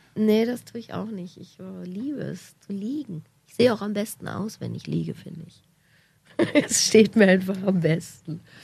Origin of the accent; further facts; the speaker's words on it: Berlin, Germany; als Berliner